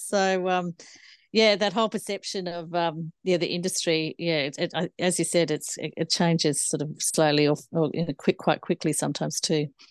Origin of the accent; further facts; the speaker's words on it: Cooma, New South Wales, Australia; also born or lived in Hay District; I grew up in the Snowy Mountains of the Monero near Cooma, uh, on a family farm there